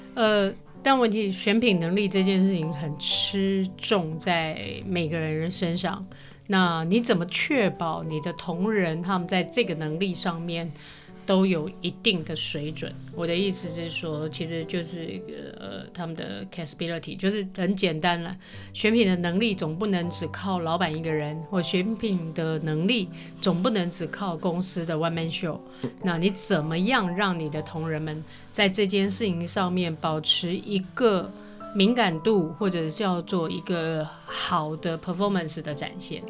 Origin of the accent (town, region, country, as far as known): Taipei, Taiwan; born or raised there